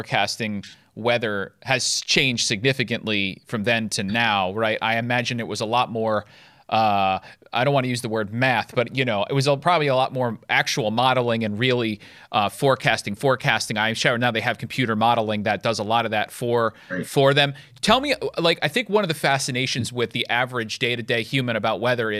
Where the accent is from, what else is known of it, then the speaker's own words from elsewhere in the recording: Rockland County, New York, United States; I grew up in Rockland County.